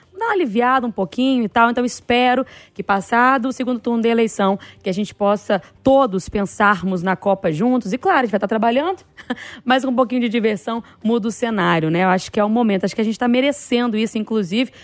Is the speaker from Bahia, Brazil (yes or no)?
yes; Bahia, Brazil; moved away; na minha infância, lá na Bahia, lá em Itabaporanga, Patão, distrito que eu morava